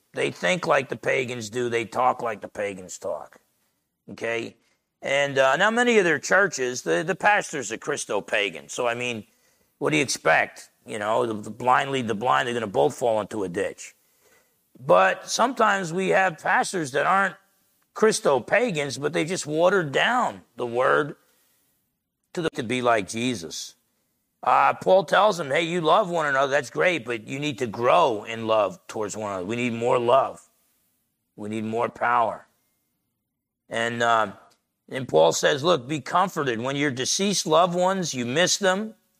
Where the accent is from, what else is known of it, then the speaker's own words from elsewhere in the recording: New Jersey, United States; I remember as a teenager growing up in Jersey